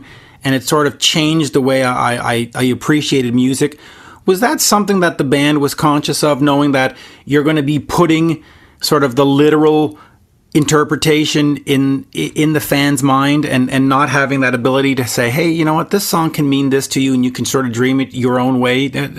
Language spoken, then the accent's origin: English; Montreal, Quebec, Canada; so the day before my 9th birthday, you come to Montreal, my hometown